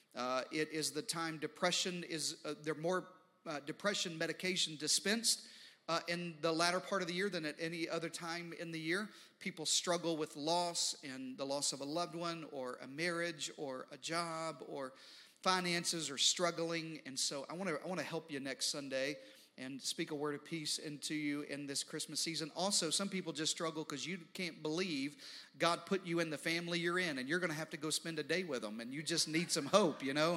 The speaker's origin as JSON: {"language": "English", "region": "the Deep South and the East Coast", "country": "United States", "tie": "born or raised there", "moved": "yes", "lives_now": "Texas, United States", "said": "I grew up uh, in the deep south and on the east coast"}